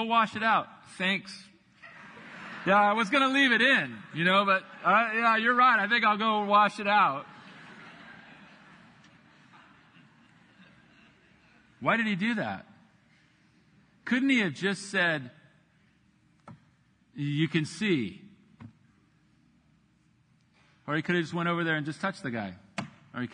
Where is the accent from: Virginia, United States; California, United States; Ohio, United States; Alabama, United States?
California, United States; Buena Park; I grew up in Buena Park, about 15 miles from Huntington Beach